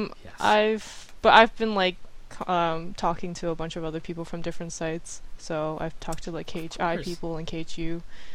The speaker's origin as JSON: {"language": "English", "country": "Canada", "tie": "born or raised there", "said": "Let's start from age 5. I moved to Canada. That's right, you're Canadian. I'm Canadian."}